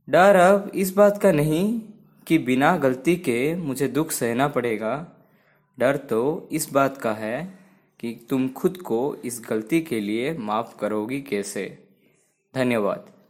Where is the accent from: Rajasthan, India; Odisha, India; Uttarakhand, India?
Odisha, India; मैं उड़ीसा से हूँ